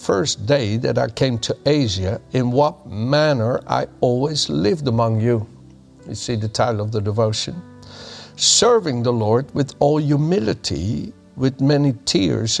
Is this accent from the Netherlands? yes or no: yes; Netherlands; moved away; I was born in the Netherlands and raised there